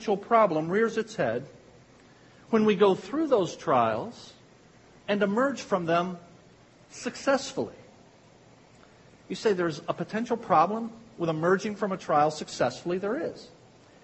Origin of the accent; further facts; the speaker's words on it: Pikeville, United States; accent: Pikevillian; with my Pikevillian accent